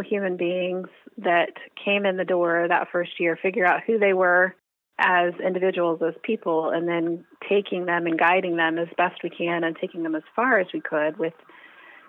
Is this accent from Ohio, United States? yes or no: yes; Ohio, United States; also born or lived in Muncie, Indiana / Lima, Ohio / Columbus, Ohio / Dayton, Ohio; I'm a Midwest girl, so we moved to Ohio when I was wee little, and I've been here ever since.